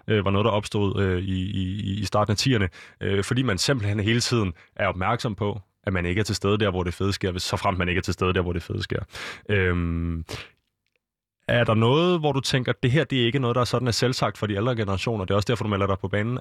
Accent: Denmark; vi er danskere

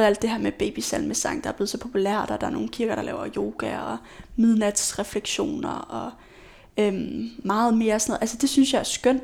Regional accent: Aalborg, North Denmark Region, Denmark; now in Aarhus, Denmark; Jeg er fra Aalborg

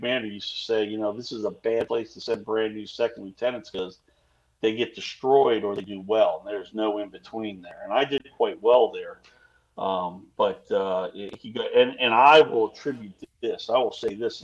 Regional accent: Virginia, United States; I'm from Virginia

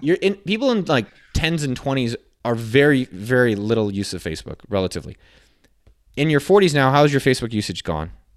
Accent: Silicon Valley, California, United States; I grew up in Silicon Valley

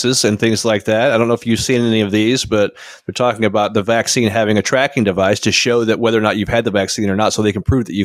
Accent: United States; I've been here, you know, I think I've left the country maybe once, maybe twice, but I'm very American centric

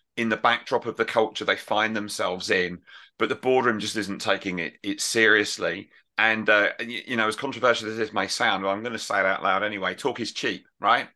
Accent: United Kingdom; I'm right over from the United Kingdom

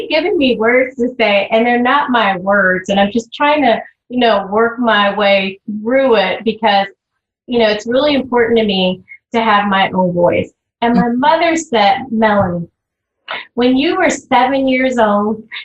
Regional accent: the South, United States; I was raised in the South.

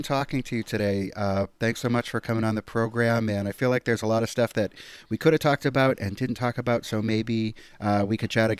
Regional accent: United States; I'm an American person living in America

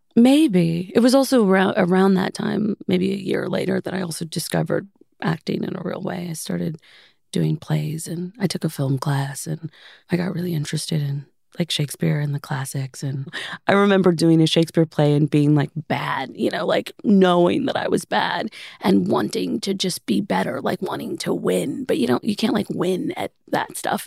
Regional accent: Los Angeles, California, United States; Growing up in Los Angeles

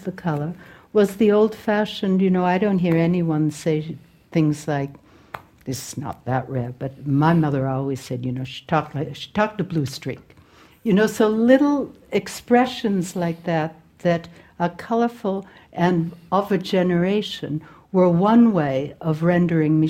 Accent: Boston, Massachusetts, United States; I was born in Boston, and one side of my family is Irish

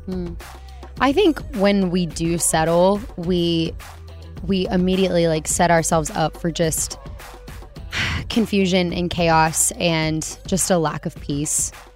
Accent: Alabama, United States; moved away as an adult; now in Waco, United States; I was born in Alabama.

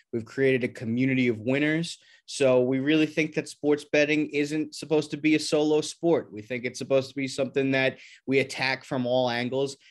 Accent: New York, United States; moved away as an adult; now in Los Angeles, United States; I'm actually from New York originally

